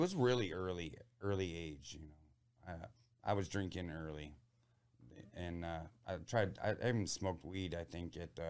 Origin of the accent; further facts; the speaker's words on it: Port Clinton, Ohio, United States; And, I grew up somewhat in the Port Clinton area, which is, by Put-in Bay and Lonses and Middle Bass.